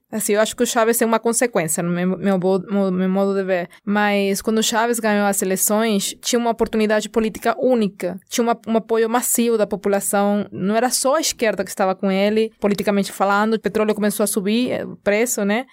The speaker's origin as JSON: {"language": "Portuguese", "country": "Venezuela", "said": "como venezuelana"}